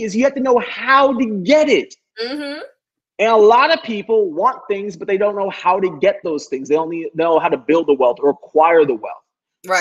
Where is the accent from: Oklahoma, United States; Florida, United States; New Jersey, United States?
Florida, United States; Miami; I'm from Miami.